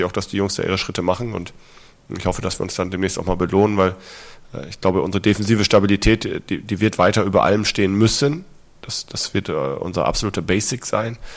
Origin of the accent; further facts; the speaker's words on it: Lower Saxony, Germany; Damals bin ich aus Ostfriesland ins Internat gekommen, habe dort äh, tolle Jahre gehabt, ist ein toller Verein.